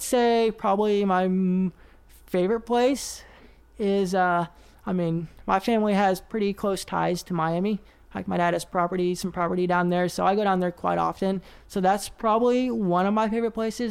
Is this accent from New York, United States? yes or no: no; Oklahoma City, Oklahoma, United States; moved away as an adult; also born or lived in Nashville, Tennessee; I am uh, from the South, so I'm from Oklahoma City